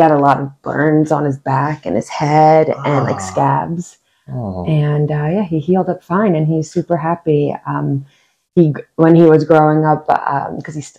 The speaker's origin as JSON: {"language": "English", "region": "northern New Jersey", "country": "United States", "tie": "born or raised there", "moved": "yes", "said": "Originally born and raised in New Jersey, northern New Jersey"}